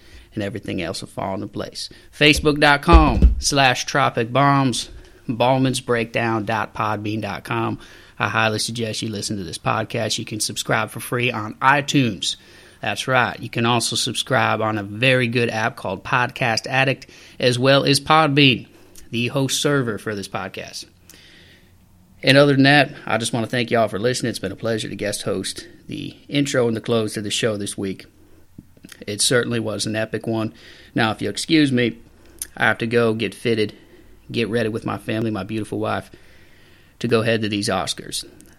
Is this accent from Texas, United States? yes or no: yes; Texas, United States; I know I'm from Texas, a lot of country down there.